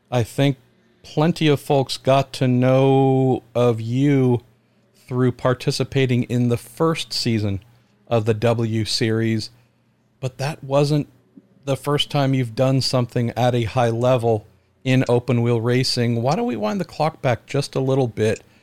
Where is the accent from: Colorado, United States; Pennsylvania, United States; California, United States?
Colorado, United States; growing up in Colorado as well